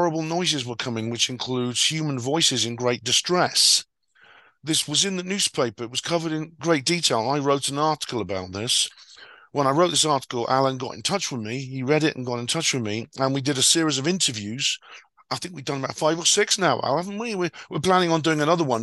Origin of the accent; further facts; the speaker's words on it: Wales, United Kingdom; moved away; I come from Wales myself originally